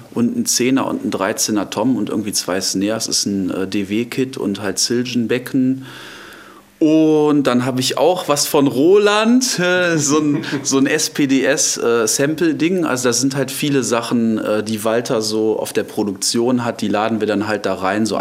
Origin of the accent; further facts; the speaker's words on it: Düsseldorf, North Rhine-Westphalia, Germany; also born or lived in Arnhem, Netherlands; now in Hilden, Germany; ich bin äh, gebürtig aus, äh, darf ich das jetzt sagen, aus ja. Düsseldorf